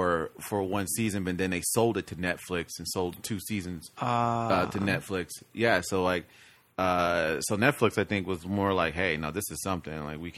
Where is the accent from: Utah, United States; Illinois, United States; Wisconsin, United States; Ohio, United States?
Illinois, United States; Chicago; I'm named after my father and we're from Chicago.